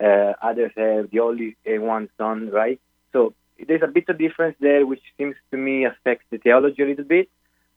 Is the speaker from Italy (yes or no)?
yes; Italy; now in United Kingdom; I'm actually originally from Italy, but I live in the UK